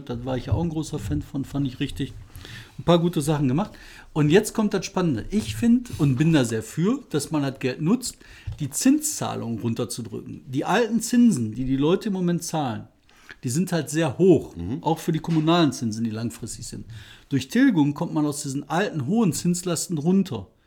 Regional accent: Bottrop, North Rhine-Westphalia, Germany; in meiner Heimatstadt. Bottrop.

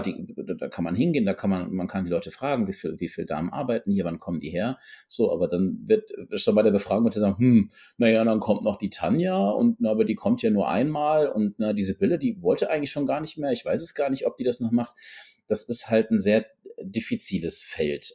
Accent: North Rhine-Westphalia, Germany; moved away; ich komme ursprünglich aus Nordrhein-Westfalen

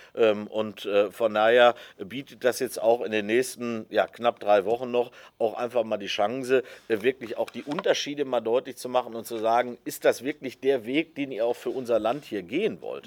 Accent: Germany; bei uns in Deutschland

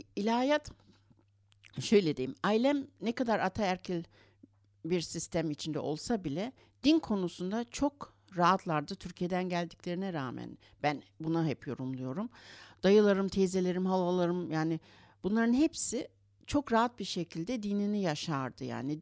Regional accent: Berlin, Germany; also born or lived in Istanbul, Turkey; 6 yaşımda Almanya'ya geldik. Annem babam işçi ailesi olarak geldiler buraya.

